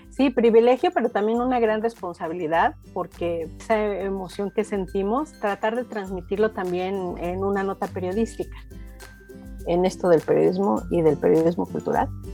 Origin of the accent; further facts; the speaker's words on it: Mexico; also born or lived in Oaxaca (maternal family); en mi país, en México